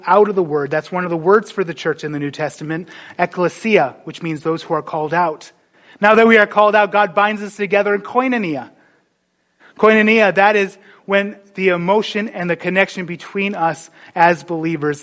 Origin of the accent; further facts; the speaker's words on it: North Dakota, United States; moved away; I grew up in North Dakota.